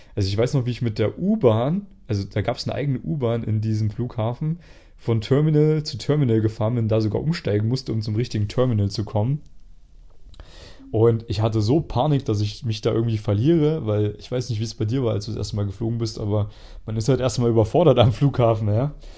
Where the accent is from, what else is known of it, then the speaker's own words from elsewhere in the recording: Germany; moved away as an adult; also born or lived in Jena, Germany / Vienna, Austria; als ich damals noch in Deutschland gelebt habe, in meiner Heimatstadt